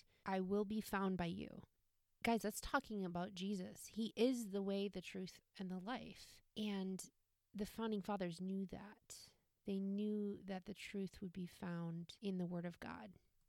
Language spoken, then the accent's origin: English; United States; it's our duty and privilege as American citizens to seek after the truth.